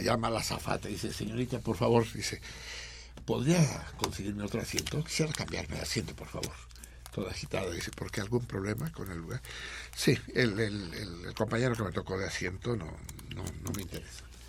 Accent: Mexico; los mexicanos

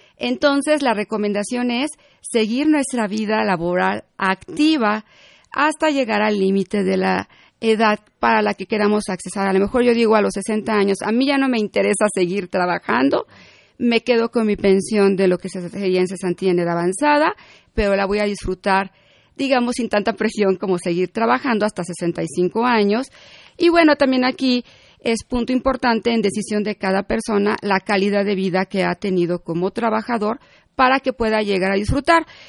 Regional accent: Mexico

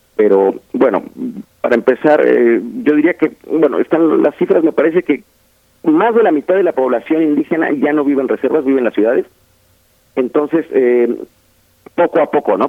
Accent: Oaxaca, Mexico; yo soy de Oaxaca

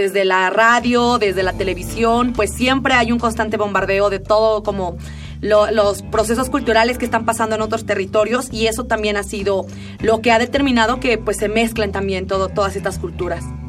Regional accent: Oaxaca, Mexico; Oaxaca, cuando yo tenía como unos 10 años

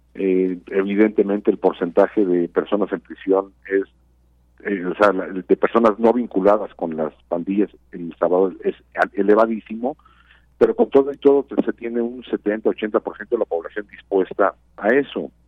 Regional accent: Mexico; como mexicanas y mexicanos

